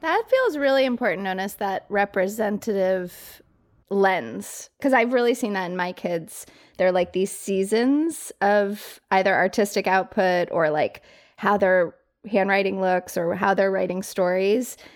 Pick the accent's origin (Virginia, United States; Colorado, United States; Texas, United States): Colorado, United States; Colorado Springs; moved away as an adult; also born or lived in New York City; I grew up in Colorado Springs, like fairly small town, went to New York City for college